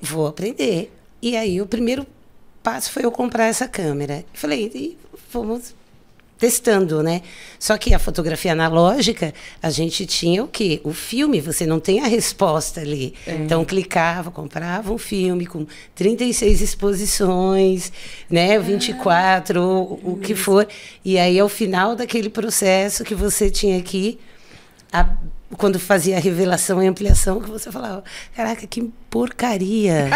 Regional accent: São Paulo, Brazil; moved away as an adult; also born or lived in Rio de Janeiro; eu sou nascida e criada aqui na região, ali do lado do shopping Campo Limpo

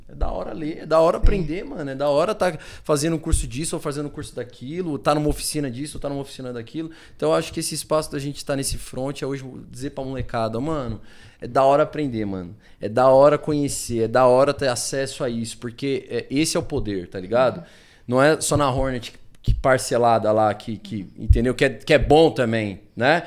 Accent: São Paulo, Brazil; eu também cresci e criado no Capão, é, mais de 30 anos de Capão Redondo

